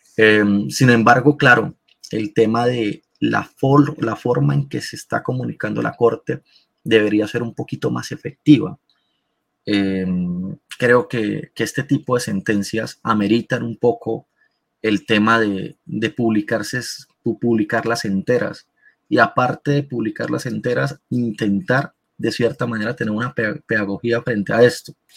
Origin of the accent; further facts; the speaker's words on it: Colombia; Nosotros, como colombianos